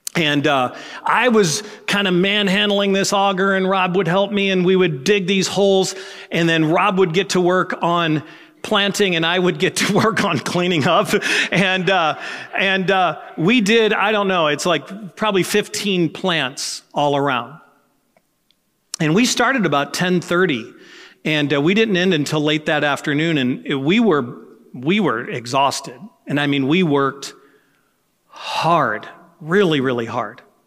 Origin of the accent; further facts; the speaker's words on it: United States; as an American, living as I live